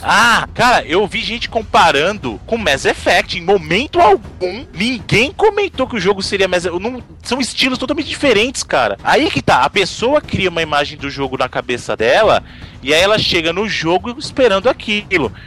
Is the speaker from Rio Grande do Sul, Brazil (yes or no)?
no; Bahia, Brazil; Eu sou baiano com muito orgulho